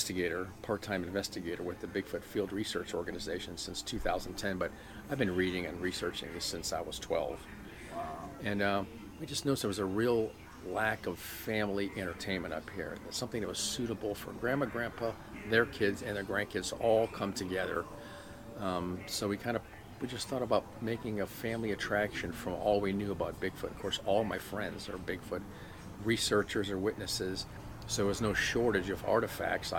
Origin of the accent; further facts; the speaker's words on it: South Florida, United States; I grew up in South Florida back in the 60s and 70s